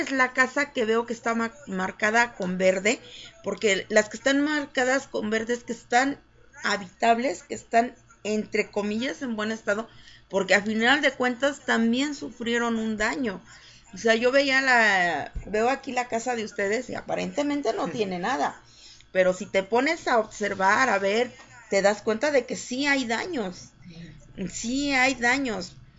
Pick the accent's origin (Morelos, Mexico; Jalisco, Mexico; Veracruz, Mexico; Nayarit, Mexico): Morelos, Mexico; Jojutla; moved away as an adult; also born or lived in Cuernavaca, Morelos; now in Mexico City, Mexico; yo nací en Morelos, nací en Cuernavaca, fui criada en Jojutla